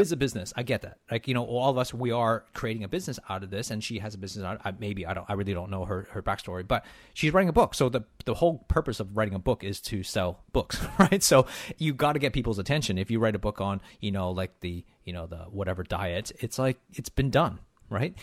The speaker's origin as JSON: {"language": "English", "country": "Canada", "said": "being Canadian"}